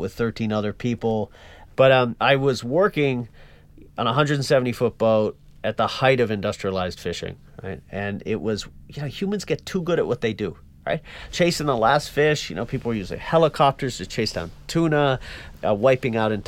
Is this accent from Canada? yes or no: yes; Newfoundland and Labrador, Canada; moved away; I was born and raised in Newfoundland, Canada, most eastern point in all of North America